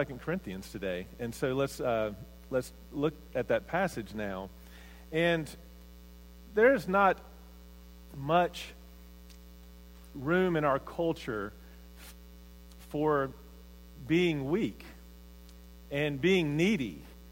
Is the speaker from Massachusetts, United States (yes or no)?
no; Mississippi, United States; I grew up in Mississippi, in a little small town, probably 7,000, 8,000 people.